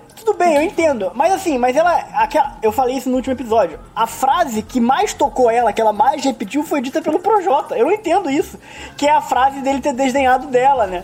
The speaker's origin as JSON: {"language": "Portuguese", "region": "Rio de Janeiro", "country": "Brazil"}